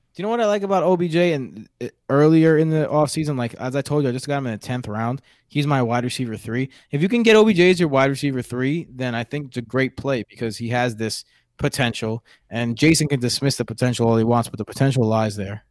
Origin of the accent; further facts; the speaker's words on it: New York City, New York, United States; accent: New York; my New York accent, which my wife tells me I have all the time.